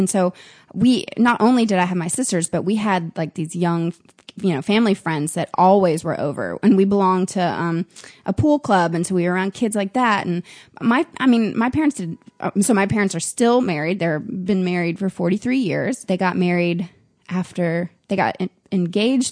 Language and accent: English; Nashville, Tennessee, United States; moved away; also born or lived in Florida / Boone, North Carolina; I was born in Florida. But when I was a year and a half, they moved to Nashville, and they've been there ever since